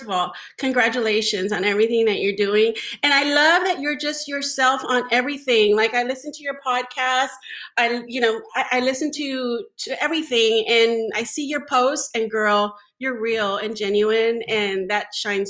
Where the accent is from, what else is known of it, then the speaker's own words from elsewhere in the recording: Northern California, United States; also born or lived in Zacatecas, Mexico; I grew up in Northern California